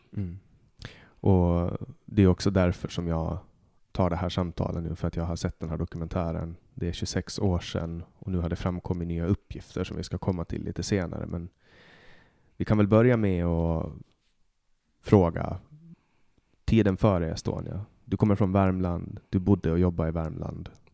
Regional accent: Mariehamn, Åland Islands; min hemstad Mariehamn

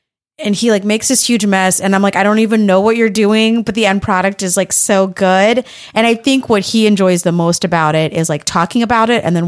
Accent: United States; born there; I'm the first person to be born in the US.

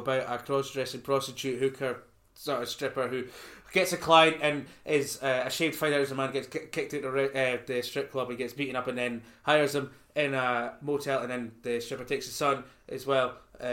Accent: Scotland, United Kingdom; I'm Scottish, and I'm happy enough to be Scottish

